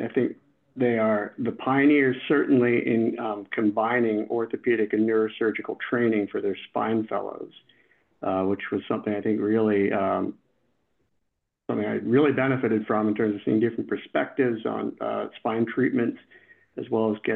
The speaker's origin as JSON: {"language": "English", "area": "Long Island", "region": "New York", "country": "United States", "said": "I'm from Long Island, New York, not too far from here."}